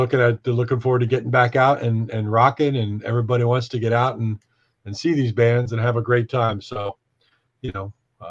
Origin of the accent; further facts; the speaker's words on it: Allentown, Pennsylvania, United States; also born or lived in Kutztown, Pennsylvania; I grew up in Kutztown, spent all my youth in Allentown.